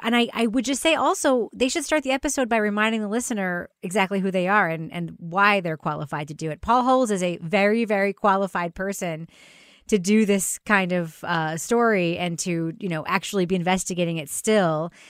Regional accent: Long Island, New York, United States; our shared memories growing up on Long Island

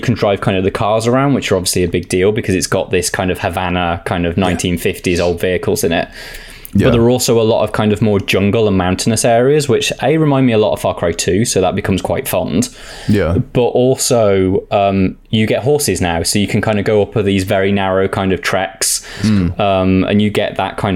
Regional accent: United Kingdom; I'm British and I've never lived in Spain

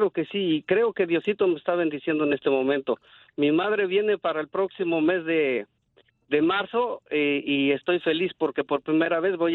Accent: State of Mexico, Mexico; now in United States; soy del Estado de México.

